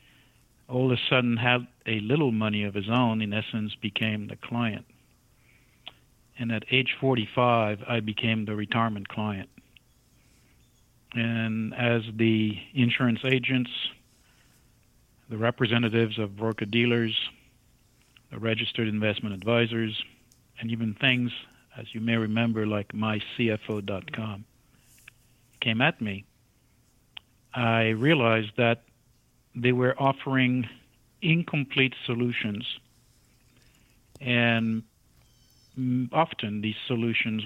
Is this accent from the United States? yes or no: no; France; moved away as an adult; I emigrated from France to this country in my early 20s